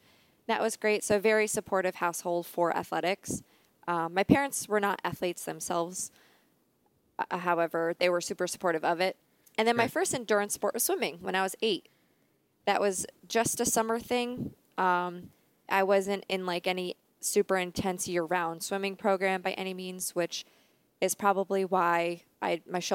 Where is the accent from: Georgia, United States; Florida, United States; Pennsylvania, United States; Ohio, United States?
Pennsylvania, United States; Dingmans Ferry; I grew up in Pennsylvania.